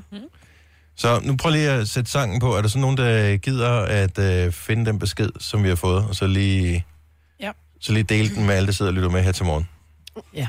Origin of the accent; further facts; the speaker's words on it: Esbjerg, Southern Denmark, Denmark; I Esbjerg, oh, min fødeby